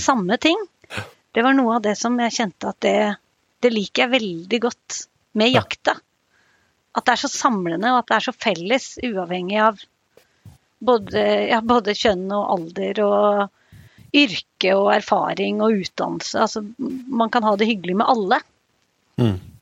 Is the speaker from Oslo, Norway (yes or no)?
no; Lillehammer, Innlandet, Norway; moved away as an adult; also born or lived in Ås; now in Haugalandet, Norway; Jeg er oppvokst på Lillehammer